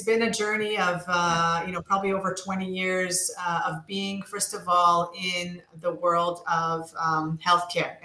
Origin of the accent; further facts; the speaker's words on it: United States; moved away as an adult; now in Israel; I was raised in the States and started my career in the States on the East Coast